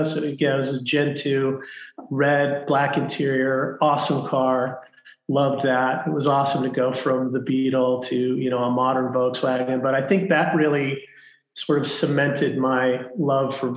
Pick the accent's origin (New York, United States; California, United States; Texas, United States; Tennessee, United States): California, United States; Los Angeles; I grew up in Los Angeles, actually, in the San Fernando Valley